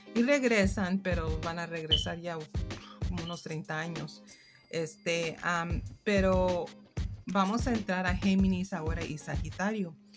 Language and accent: Spanish; United States; first language English; Spanish is a second language; pero yo soy mexicana, padres mexicanos, soy nacida aquí en los Estados Unidos